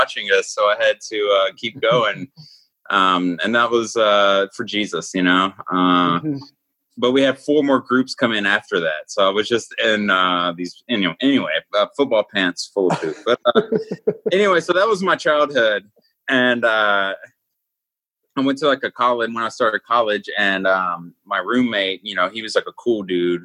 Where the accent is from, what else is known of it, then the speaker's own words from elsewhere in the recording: Atlanta, Georgia, United States; now in Milwaukee, United States; I grew up in Georgia